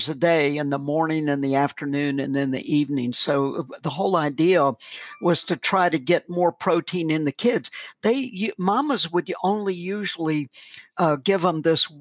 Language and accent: English; the South, United States; I'm an American.